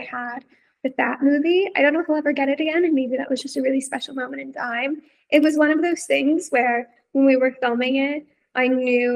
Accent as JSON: {"language": "English", "region": "Texas", "country": "United States", "moved": "yes", "said": "I'm from Texas"}